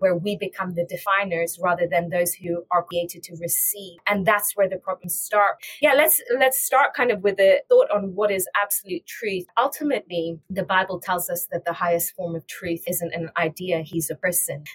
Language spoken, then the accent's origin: English; England, United Kingdom; moved away as an adult; also born or lived in Iran / South Africa; now in Boston, United States; I was born in Iran, grew up in England, studied in England